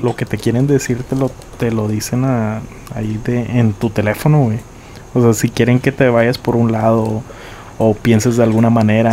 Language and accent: Spanish; Nuevo Laredo, Tamaulipas, Mexico; nací en Nuevo Laredo, aquí, en Laredo